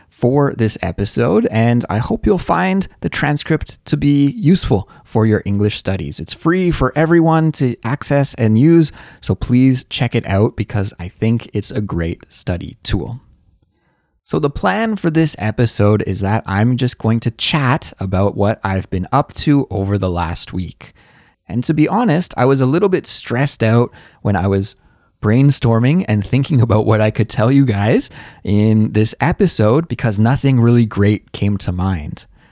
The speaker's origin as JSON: {"language": "English", "country": "Canada", "moved": "as an adult", "lives_now": "Seoul, South Korea", "said": "I'm a Canadian, and I currently live in Seoul, South Korea"}